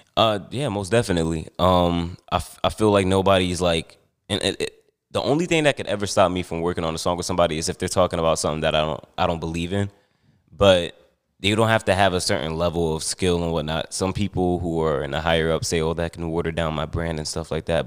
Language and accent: English; Newark, New Jersey, United States; also born or lived in Montclair, New Jersey / East Orange, New Jersey; although I was born and raised in Montclair, I spent, like, most of my childhood in Newark and East Orange